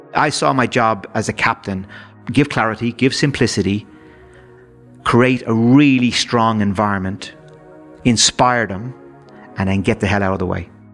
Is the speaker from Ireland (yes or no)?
yes; Dublin, Leinster, Ireland; my days growing up in Dublin